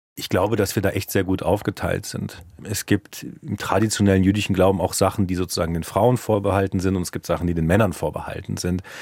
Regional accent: Cologne, North Rhine-Westphalia, Germany; first language German; moved away as an adult; now in Munich, Germany; Also ich bin Kölner, weil ich in Köln geboren bin und dort fast 30 Jahre gelebt habe.

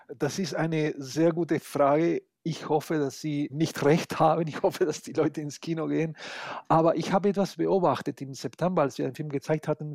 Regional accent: Argentina; now in Munich, Germany; als Argentinier habe ich

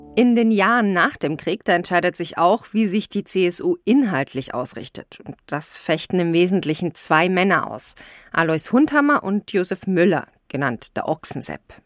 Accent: Rosenheim, Bavaria, Germany; ich bin aus Bayern, aus Rosenheim ganz im Süden

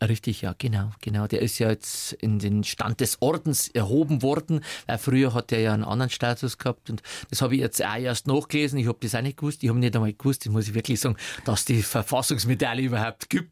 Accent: Upper Palatinate, Bavaria, Germany; now in Munich, Germany; Geprägt haben mich meine Kindheit in der Oberpfälzer Diaspora

